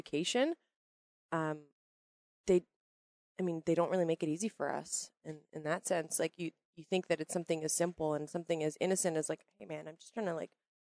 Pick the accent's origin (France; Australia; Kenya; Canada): Canada; maybe I'm Canadian